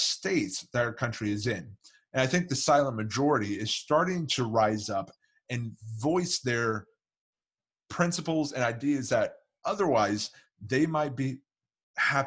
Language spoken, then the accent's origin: English; Kansas City, Missouri, United States; I grew up in Kansas City